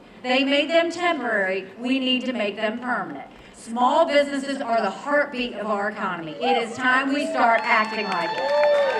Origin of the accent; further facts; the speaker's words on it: Bamberg, South Carolina, United States; when I was growing up in Bamberg, South Carolina, my parents always taught me, you take care of those who take care of you.